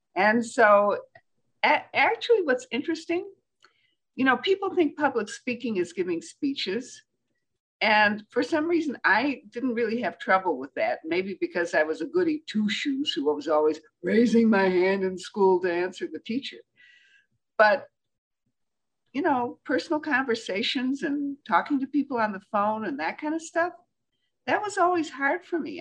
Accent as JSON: {"language": "English", "region": "Michigan", "country": "United States", "said": "I'm from Michigan"}